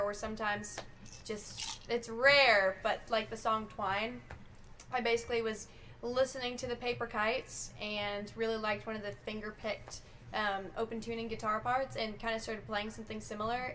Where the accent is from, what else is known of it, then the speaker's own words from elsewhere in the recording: Colorado, United States; now in Nashville, United States; growing up in Colorado